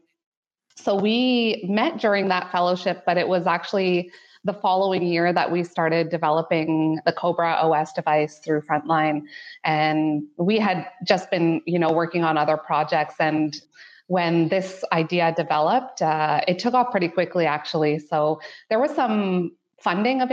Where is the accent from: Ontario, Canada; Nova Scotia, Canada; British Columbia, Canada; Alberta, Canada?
Ontario, Canada; Ottawa; moved away as an adult; now in London, Canada; I was born and raised in Canada's lovely capital city of Ottawa